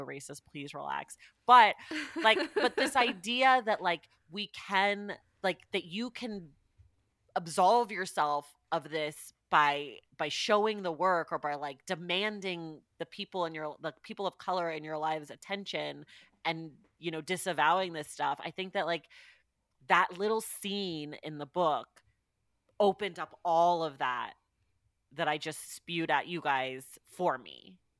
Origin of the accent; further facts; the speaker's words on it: California, United States; my hometown